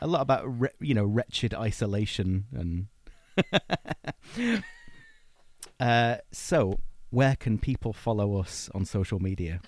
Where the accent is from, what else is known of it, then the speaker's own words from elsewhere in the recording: Blackpool, North West England, United Kingdom; I'm from Blackpool in Lancashire, and so I grew up kinda steeped in, in our local ghost stories and folklore